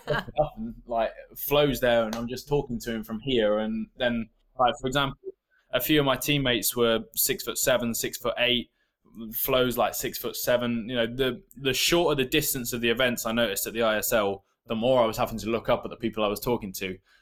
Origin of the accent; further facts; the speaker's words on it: England, United Kingdom; accent: English; I was born in England. Um, I have an English accent